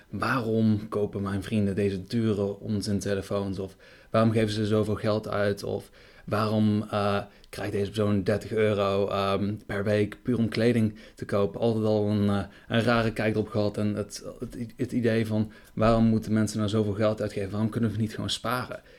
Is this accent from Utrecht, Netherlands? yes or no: no; Breda, North Brabant, Netherlands; moved away as an adult; now in Germany; ik kom van origine uit Breda.